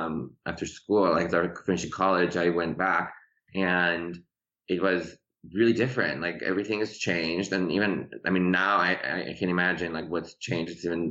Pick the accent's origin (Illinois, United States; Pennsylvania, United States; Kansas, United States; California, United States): Illinois, United States; Chicago; English is a second language; moved away as an adult; also born or lived in Tehran, Iran; now in Los Angeles, United States; And so we left. Tehran when I was 10. I didn't speak any English when I got here. We moved to Chicago I grew up in Chicago, in the suburbs of Chicago, and then I moved to LA.